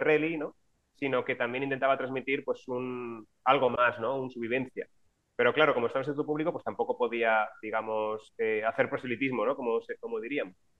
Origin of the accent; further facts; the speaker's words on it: Alicante, Valencian Community, Spain; moved away as an adult; now in Valencia, Spain; Yo soy de Alicante, pero vine a estudiar a Valencia, donde estoy ahora